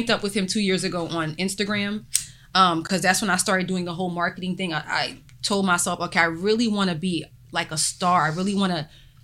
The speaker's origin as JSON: {"language": "English", "region": "New York", "country": "United States", "tie": "born or raised there", "said": "I was born in New York"}